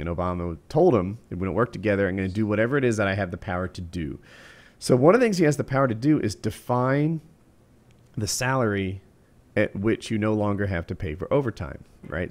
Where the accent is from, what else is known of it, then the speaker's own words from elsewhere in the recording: New Jersey, United States; now in North Carolina, United States; while I live in North Carolina, which is undoubtedly a Southern state, I was grew, I grew up in New Jersey